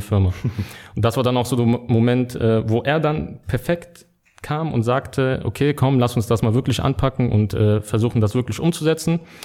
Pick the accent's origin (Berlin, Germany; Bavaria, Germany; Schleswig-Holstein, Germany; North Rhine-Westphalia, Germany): North Rhine-Westphalia, Germany; Düren; also born or lived in Simmern, Rhineland-Palatinate; aufgewachsen in Düren